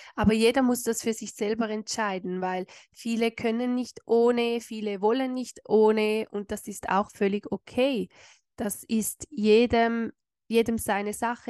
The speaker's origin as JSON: {"language": "German", "country": "Switzerland", "said": "bei uns in der Schweiz"}